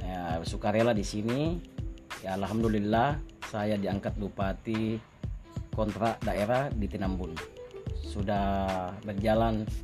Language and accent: Indonesian; Campalagian, West Sulawesi, Indonesia; ada yang mempercaya saya orang Campalagian